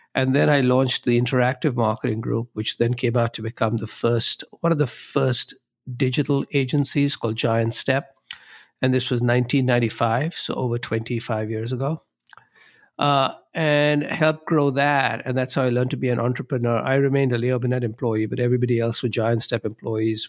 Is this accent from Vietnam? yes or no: no; Mumbai, Maharashtra, India; moved away as an adult; now in Chicago, United States; I grew up in Bombay, India, uh, which is now known as Mumbai.